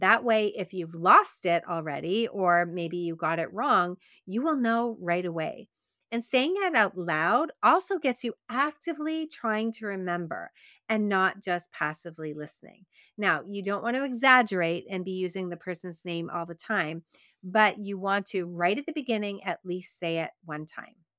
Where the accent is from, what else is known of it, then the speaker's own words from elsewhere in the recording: Quebec, Canada; accent: Canadian; I grew up in Quebec, and in Quebec, it's predominantly Francophone.